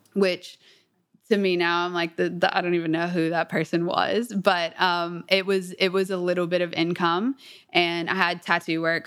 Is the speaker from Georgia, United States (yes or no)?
yes; Atlanta, Georgia, United States; I grew up in Atlanta, a little bit south of Atlanta.